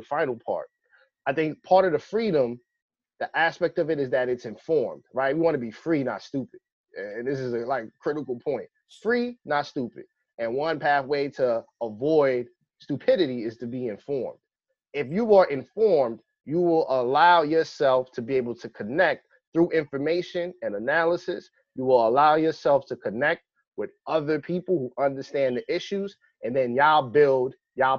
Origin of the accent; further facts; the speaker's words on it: New York City, New York, United States; the Bronx that I grew up in, I grew up right off of Southern Boulevard